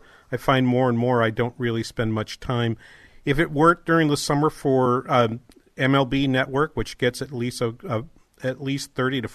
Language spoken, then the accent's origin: English; Manchester, New Hampshire, United States; now in Minnesota, United States; Uncle Gus was the one in Manchester where I grew up back in New Hampshire.